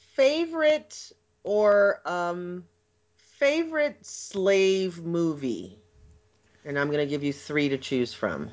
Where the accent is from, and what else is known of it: United States